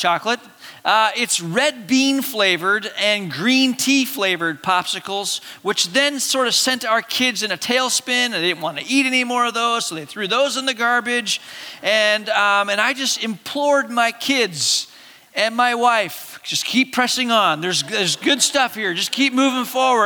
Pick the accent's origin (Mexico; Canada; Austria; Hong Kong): Hong Kong; moved away; I could go back to my hometown.